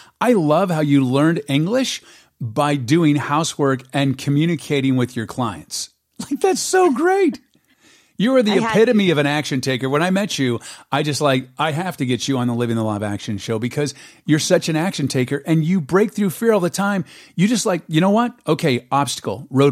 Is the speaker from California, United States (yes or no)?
yes; San Diego, California, United States; moved away; I was born and raised in San Diego